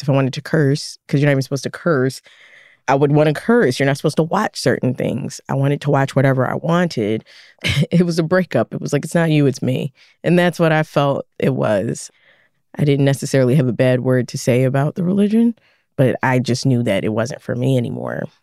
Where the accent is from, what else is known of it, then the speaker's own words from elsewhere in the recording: Philadelphia, Pennsylvania, United States; I was a kid growing up in West Philly, pretty rough city